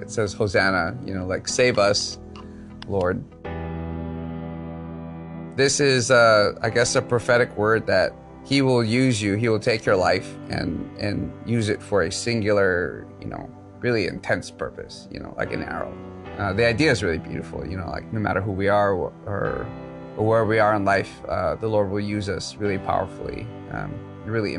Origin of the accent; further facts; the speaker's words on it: Oahu, Hawaii, United States; I grew up here on Oahu.